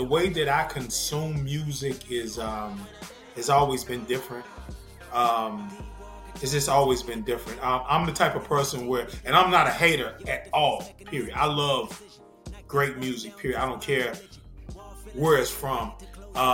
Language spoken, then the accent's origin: English; the South, United States; I'm from the South.